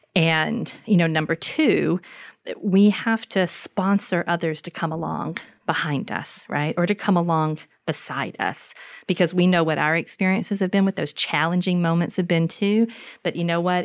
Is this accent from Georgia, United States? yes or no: yes; LaGrange, Georgia, United States; moved away; in my hometown, in histories of housing segregation, where, for instance, in LaGrange